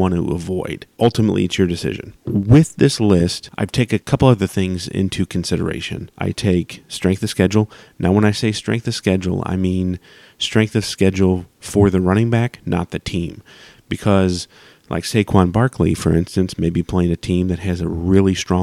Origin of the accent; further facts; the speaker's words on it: St. Louis, Missouri, United States; I'm from the Midwest, mostly St. Louis